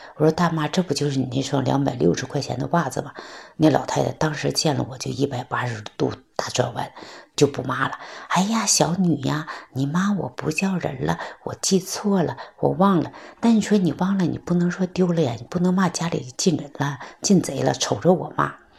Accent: Heilongjiang, China; moved away as an adult; now in Beijing, China; 我是来自黑龙江的

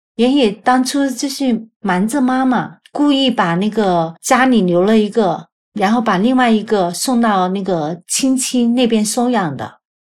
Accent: Guangzhou, Guangdong, China; moved away as an adult; now in United States; 一九七零年出生的，我的老家是广州，郊区的

